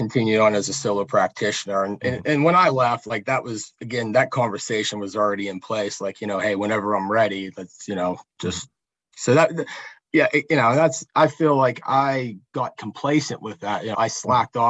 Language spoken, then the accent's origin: English; south of Pittsburgh, between Pittsburgh and Morgantown, Pennsylvania, United States; it's in my hometown